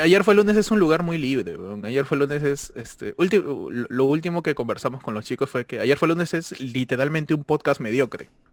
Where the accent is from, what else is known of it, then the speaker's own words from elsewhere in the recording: Peru; moved away; yo soy peruano toda la vida